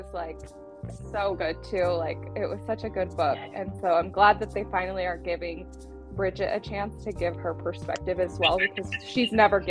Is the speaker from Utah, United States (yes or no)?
yes; Salt Lake City, Utah, United States; I'm from Salt Lake.